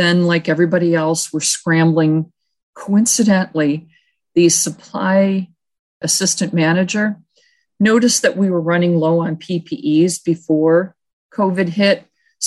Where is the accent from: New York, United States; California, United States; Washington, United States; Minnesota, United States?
New York, United States; Buffalo; moved away; also born or lived in Tucson, Arizona; I'm from Buffalo, New York, and my family's there